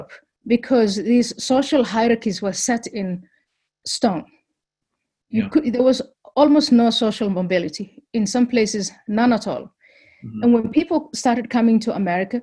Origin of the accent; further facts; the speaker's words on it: Somalia; now in United States; I come from Somalia